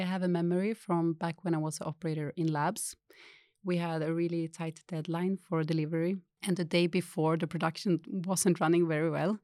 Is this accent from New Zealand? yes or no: no; Skellefteå, Västerbotten County, Sweden; moved away as an adult; I grew up in Chalef too